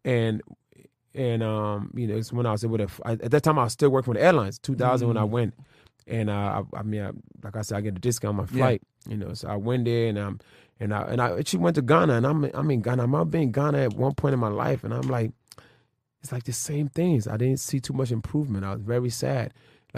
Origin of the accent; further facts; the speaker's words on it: Philadelphia, Pennsylvania, United States; I was raised in Philly.